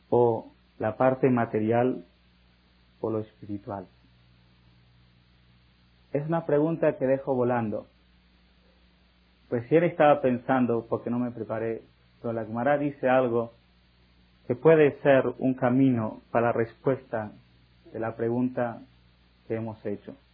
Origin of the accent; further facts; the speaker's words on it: Argentina; now in Mexico; Yo soy argentino y escucho de las noticias de mi país natal y todo el mundo está queriendo ayudar a esta crisis y los judíos de aquí de México que tienen un grande corazón se juntaron para ayudar.